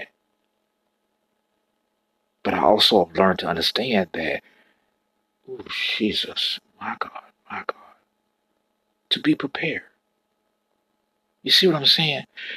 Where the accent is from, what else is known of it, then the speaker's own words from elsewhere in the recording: Florida, United States; I'm born and raised in Florida